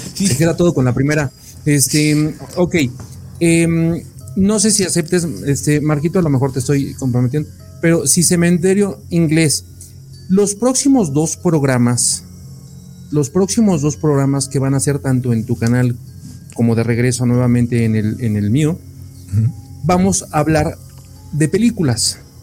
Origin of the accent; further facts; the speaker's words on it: Mexico; como buen mexicano